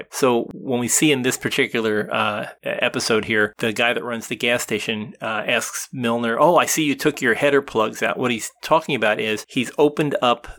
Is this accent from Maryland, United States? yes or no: no; New Jersey, United States; I grew up in New Jersey